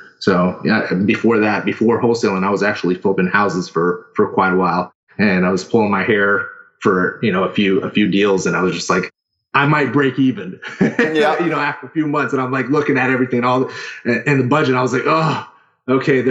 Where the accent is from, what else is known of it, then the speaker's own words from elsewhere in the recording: Houston, Texas, United States; now in Sarasota, United States; I'm originally from Houston, Texas